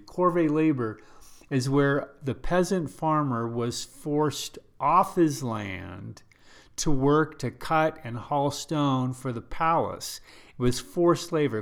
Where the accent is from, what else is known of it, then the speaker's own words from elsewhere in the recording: United States; I'm first a Christian, then I'm American.